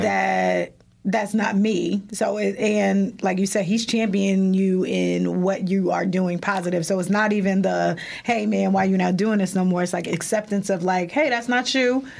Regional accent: Irvington, New Jersey, United States; we grew up in Irvington

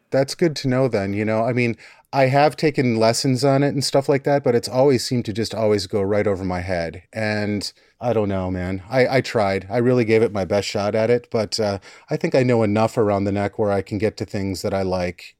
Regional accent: Wisconsin, United States; accent: Wisconsin; moved away as an adult; now in Seattle, United States; I'm from Wisconsin. Grew up in the Midwest

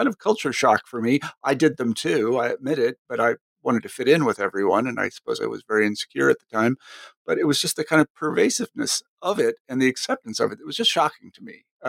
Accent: Kansas, United States; I mean, my experience was I came from Kansas, and granted, Kansas is not like every place else.

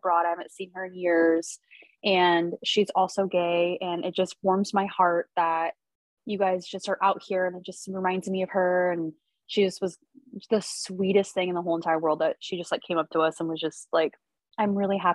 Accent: Salem, Oregon, United States; my hometown. So I'm from Salem

